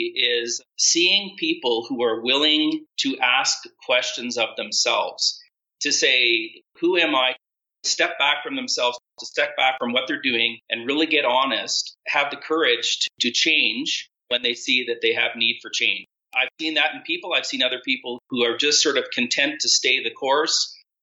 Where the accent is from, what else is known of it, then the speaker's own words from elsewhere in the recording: Ottawa, Ontario, Canada; now in Cancun, Mexico; Today, I'm in Colorado Springs. Our family is currently living in Cancun. We are originally from the Ottawa area.